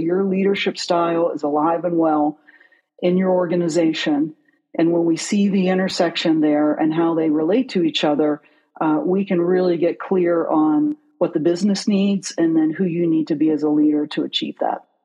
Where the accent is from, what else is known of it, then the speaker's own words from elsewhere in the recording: outside of Pittsburgh, Pennsylvania, United States; moved away; also born or lived in Newton, West Virginia; I grew up outside of Pittsburgh, but I'm from West Virginia